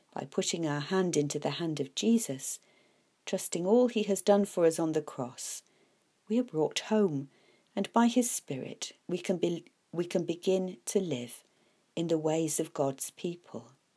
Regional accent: United Kingdom; I am a British citizen

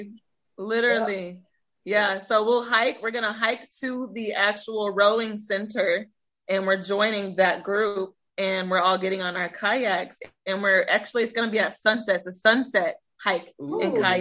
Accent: Iowa, United States; now in Texas, United States; I'm a girl from Iowa who's got a hike group, so here in Texas.

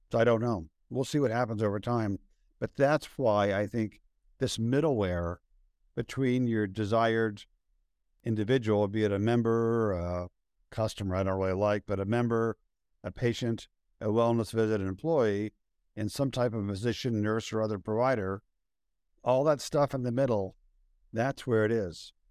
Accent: London, United Kingdom; It's one of my really good friends from Oxford was with me over the weekend, and I was from London

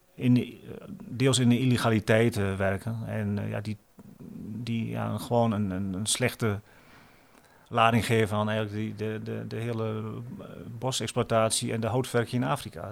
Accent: Netherlands; moved away as an adult; also born or lived in Cameroon / Oldenzaal, Netherlands; ik natuurlijk ook wel gewoon nog die Nederlander ben

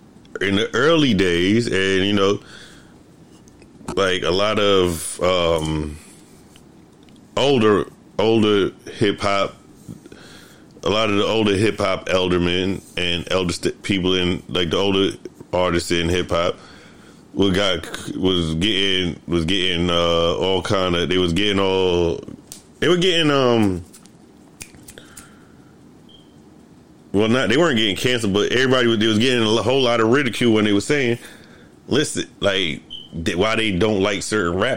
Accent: New York City, New York, United States; growing up in the Bronx, we had a group of friends

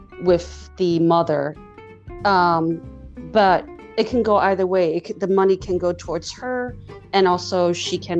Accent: United States; We're very American

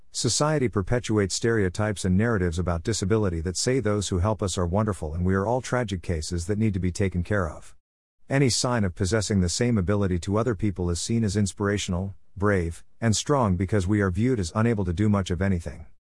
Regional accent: Canada; being Canadian

